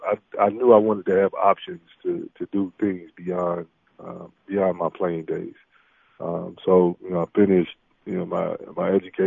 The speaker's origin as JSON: {"language": "English", "town": "Atlanta", "region": "Georgia", "country": "United States", "tie": "born or raised there", "also_born_or_lived": "Vancouver, Canada / Portland, Oregon / Sacramento", "moved": "as an adult", "said": "the neighborhood I grew up in Southwest Atlanta"}